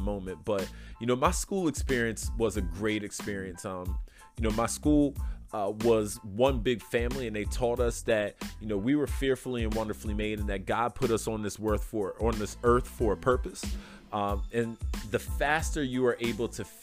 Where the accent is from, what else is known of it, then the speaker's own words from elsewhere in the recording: Philadelphia, Pennsylvania, United States; I grew up in Southwest Philadelphia near the airport